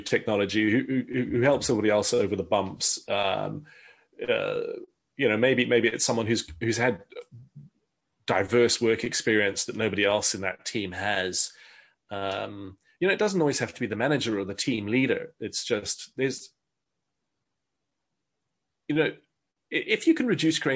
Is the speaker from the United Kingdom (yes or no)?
no; South Africa; I grew up in South Africa.